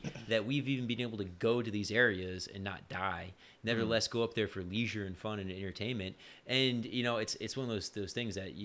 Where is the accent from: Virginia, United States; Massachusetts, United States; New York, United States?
New York, United States; I grew up in New York